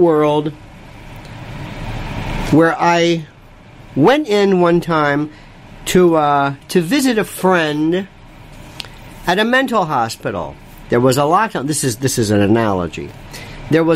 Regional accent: Florida, United States; I'm from Florida, a second generation cracker. By the way, cracker is a very special term. That means a native.

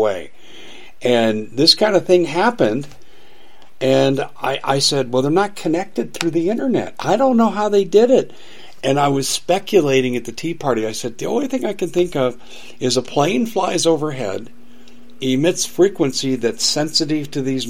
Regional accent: Colorado, United States; also born or lived in Maricopa County, Arizona; now in Arizona, United States; when I was growing up in Colorado

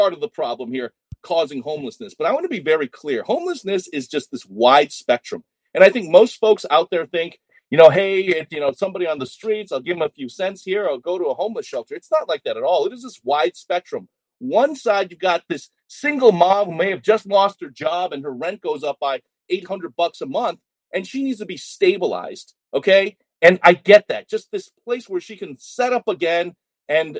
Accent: Boston, Massachusetts, United States; moved away as an adult; also born or lived in Chicago / Minneapolis; now in Seattle, United States; as a Boston kid, I'm not even from Seattle. I grew up on the East Coast

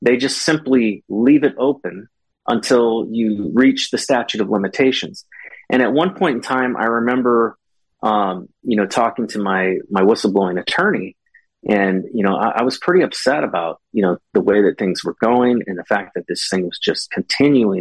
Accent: California, United States; also born or lived in Japan / Hawaii / Korea / Maryland; now in West Virginia, United States; I grew up in California

